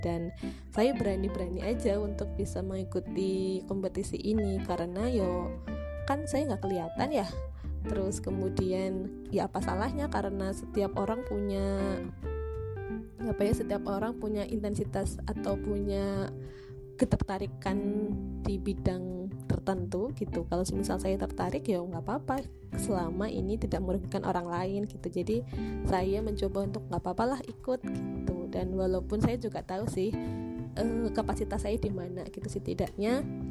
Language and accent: Indonesian; Ngapak area, Central Java, Indonesia; accent: Ngapak; also born or lived in Purwokerto / Yogyakarta; saya itu logatnya kan legat ngapak gitu ya, legat ngapak